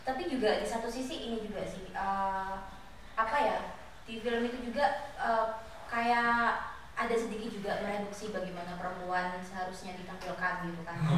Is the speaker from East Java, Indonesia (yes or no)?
yes; Jember, East Java, Indonesia; aku dari Jember